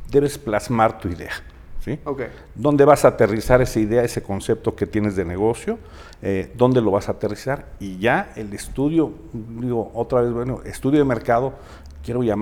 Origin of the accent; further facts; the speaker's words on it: Mexico City, Mexico; moved away as an adult; now in Aguascalientes, Mexico; soy chilango de nacimiento y orgulloso